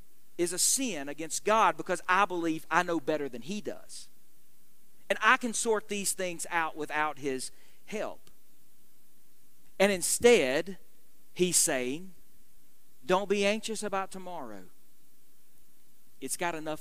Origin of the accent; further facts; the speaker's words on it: United States; as American Christians living in the midst of what is, we recognize, a very unchristian world